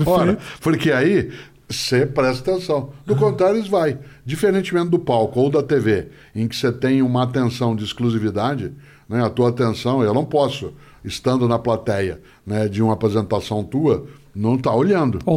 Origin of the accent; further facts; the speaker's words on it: Paraná, Brazil; accent: caipira; now in São Paulo, Brazil; Né, eu sou caipira, portanto, eu tenho a puxada do R, do norte okay. do Paraná. Aí eu estou na capital paulista há 53 anos